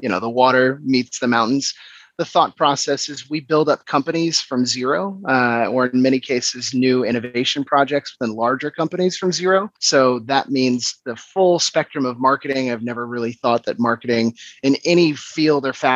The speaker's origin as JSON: {"language": "English", "town": "Washington", "region": "District of Columbia", "country": "United States", "moved": "as an adult", "lives_now": "Copenhagen, Denmark", "said": "I'm originally from Washington, DC, but I've been in Copenhagen, Denmark, for the last just under 6 years."}